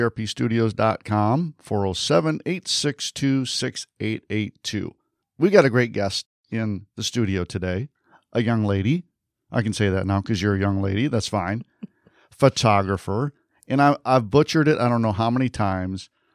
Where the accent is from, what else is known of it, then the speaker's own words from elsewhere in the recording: Michigan, United States; moved away; I'm from Michigan originally